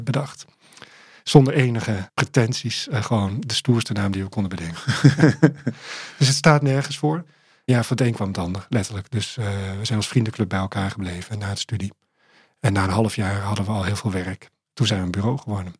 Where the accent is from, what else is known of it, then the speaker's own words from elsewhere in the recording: Amsterdam, North Holland, Netherlands; toen ik daar opgroeide, was het de meest gewilde wijk van eh, Amsterdam.